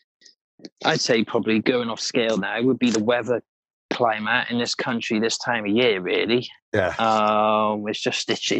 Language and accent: English; Wales, United Kingdom; accent: Welsh twang; my Welsh twang